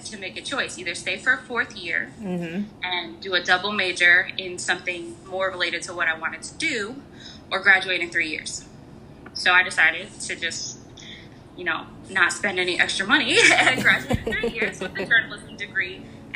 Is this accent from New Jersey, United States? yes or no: no; Chicago, Illinois, United States; moved away as an adult; also born or lived in New York; now in Pennsylvania, United States; I grew up in the Chicagoland area with you